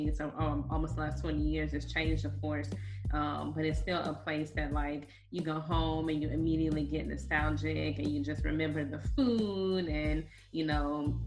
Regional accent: East Chicago, Indiana, United States; born or raised there

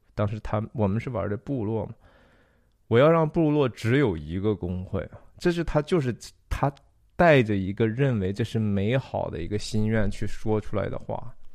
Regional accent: Taiyuan, Shanxi, China; 我小时候在山西太原长大的

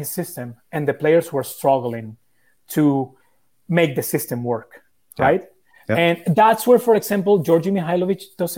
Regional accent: Italy; born there; I was born in Italy.

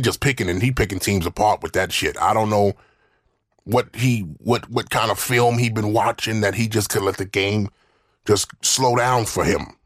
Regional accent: Mississippi, United States; I'm from the South

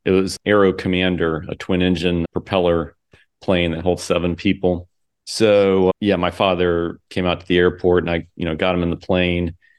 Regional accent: Port Orange, Florida, United States; also born or lived in Daytona Beach, Florida; I grew up here in Daytona and in Port Orange.

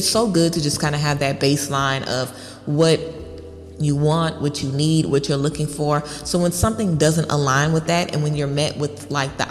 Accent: Baton Rouge, Louisiana, United States; I'm from Baton Rouge, Louisiana

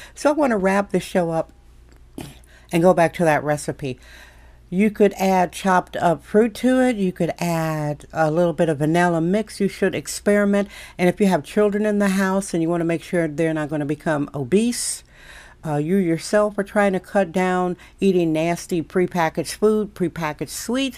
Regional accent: Wisconsin, United States; now in San Francisco, United States; I'm born and raised in Wisconsin, socialized there

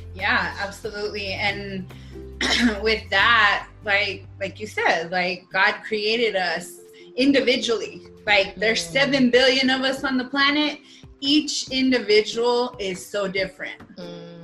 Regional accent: New Mexico, United States; also born or lived in Phoenix; I am from New Mexico. I'm back home

